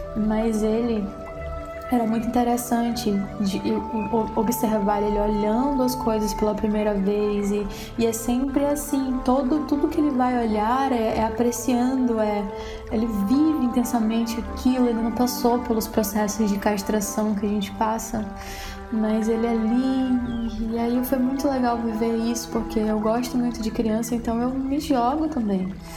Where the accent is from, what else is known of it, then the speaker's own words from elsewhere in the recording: Aurora, Brazil; moved away; ir para Aurora, que é a minha cidade natal